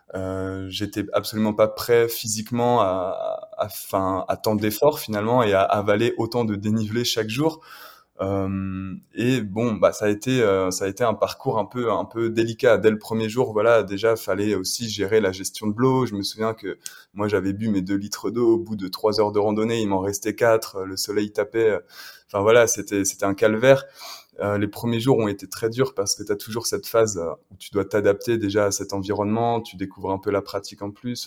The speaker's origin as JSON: {"language": "French", "town": "Le Mans", "region": "Pays de la Loire", "country": "France", "tie": "born or raised there", "said": "je suis originaire du Mans à l'origine, j'ai grandi là-bas"}